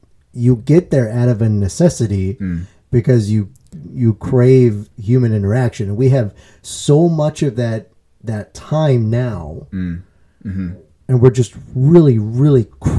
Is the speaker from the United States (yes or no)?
yes; United States; we are American and individualistic